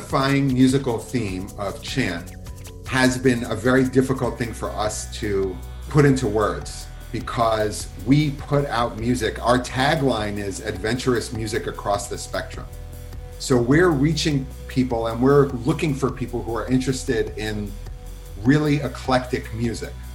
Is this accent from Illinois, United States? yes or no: no; Philadelphia, Pennsylvania, United States; I grew up in Philadelphia